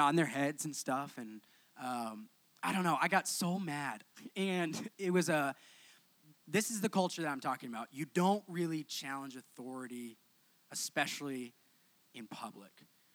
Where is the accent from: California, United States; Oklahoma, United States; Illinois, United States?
Oklahoma, United States; moved away; grew up in Oklahoma